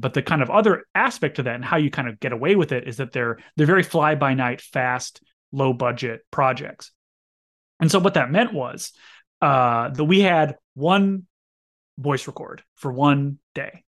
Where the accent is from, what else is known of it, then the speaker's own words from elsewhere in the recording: Fargo, North Dakota, United States; moved away; my friend Alex Horab, who I grew up with in Fargo